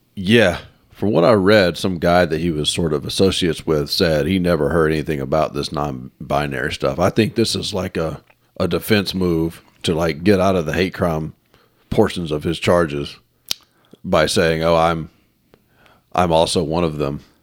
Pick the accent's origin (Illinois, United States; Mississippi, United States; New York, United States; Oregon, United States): Mississippi, United States; I'm from Mississippi.